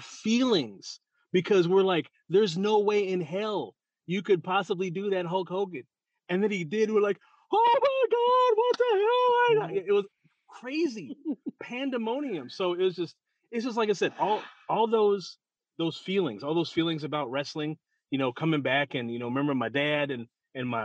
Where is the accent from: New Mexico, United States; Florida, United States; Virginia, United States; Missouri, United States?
Missouri, United States; St. Louis; I'm from St. Louis